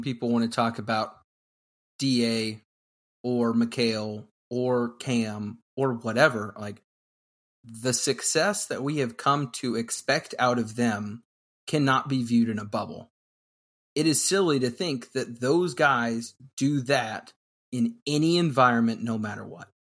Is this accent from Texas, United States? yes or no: no; Kentucky, United States; When I was growing up in Kentucky as the only Suns fan I knew